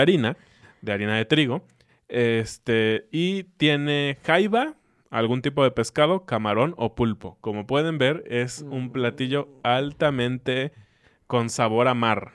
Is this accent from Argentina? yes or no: no; Mexico; para mí como mexicano